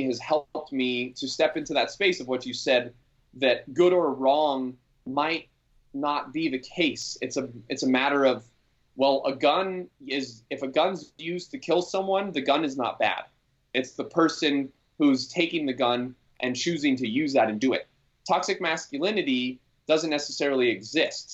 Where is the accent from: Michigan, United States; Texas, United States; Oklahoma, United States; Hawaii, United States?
Hawaii, United States; Maui; I grew up here on Maui